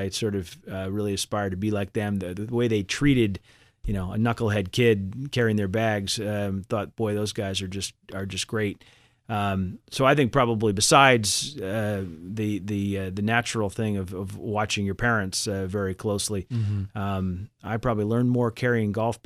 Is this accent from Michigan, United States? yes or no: no; Boston, Massachusetts, United States; I grew up in Boston. And but Chubb was offering me a job in New York. And, you know, for a Boston kid who'd never spent time in New York, that seemed like a really neat idea at the time.